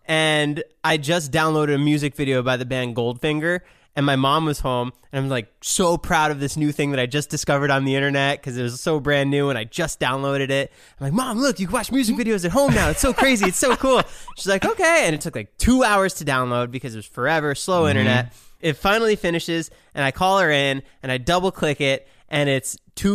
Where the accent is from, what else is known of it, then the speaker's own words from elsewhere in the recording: Chicago, Illinois, United States; I'm from Chicago.